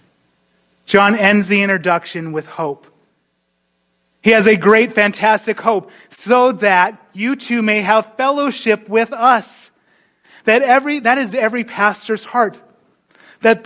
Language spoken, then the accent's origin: English; North Dakota, United States; moved away; I grew up in North Dakota.